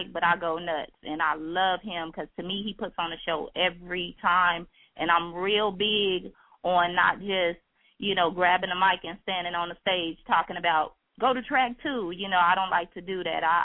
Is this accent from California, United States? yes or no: yes; California, United States; moved away as an adult; now in Chicago, United States; I'm from California originally.